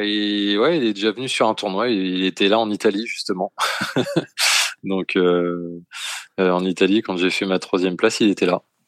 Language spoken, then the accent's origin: French; France; nous les Français on bosse beaucoup.